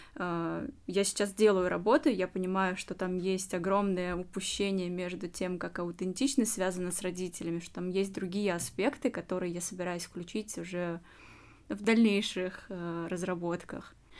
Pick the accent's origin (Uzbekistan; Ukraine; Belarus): Uzbekistan; moved away as an adult; now in Russia; я сама узбечка из Узбекистана, выросла в этой культуре, жила много-много лет